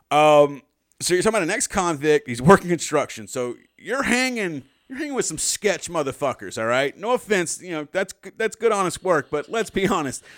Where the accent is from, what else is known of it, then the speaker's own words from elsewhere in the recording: the South, United States; we, we're from the South.